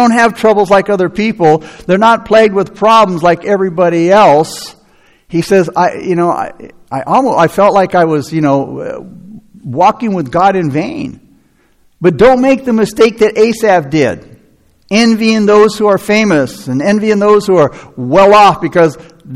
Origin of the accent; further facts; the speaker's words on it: United States; as American Christians